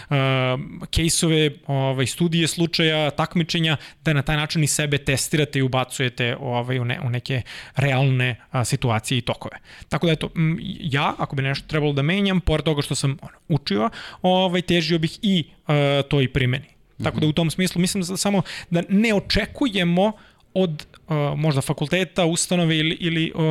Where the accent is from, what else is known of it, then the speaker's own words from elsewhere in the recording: Kruševac, Rasina District, Serbia; moved away; also born or lived in Belgrade; ja dolazim iz Kruševca, mhm. Kruševac je manja sredina u kojoj imaš jednu ekonomsku školu, imaš jednu gimnaziju, jednu medicinsku, jednu muzičku